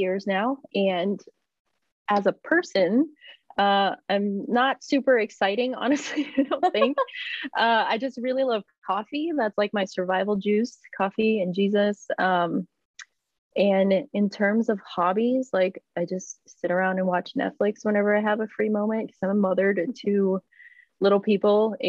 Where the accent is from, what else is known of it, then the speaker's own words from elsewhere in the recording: Lynn, Massachusetts, United States; I grew up in Lynn, Massachusetts, after moving to the United States